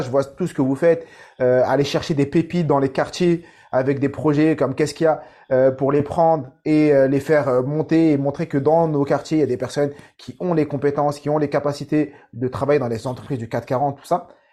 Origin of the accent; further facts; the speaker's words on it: Saint-Ouen, Île-de-France, France; j'ai grandi à Saint-Ouen dans 93